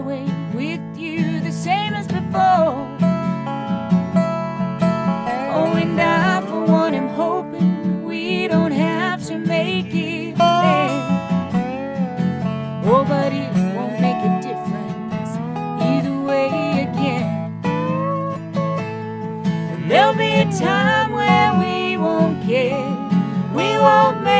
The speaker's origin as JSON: {"language": "English", "town": "Richmond", "region": "Kentucky", "country": "United States", "said": "We're from Richmond, and we spend a lot of time in Lexington, too"}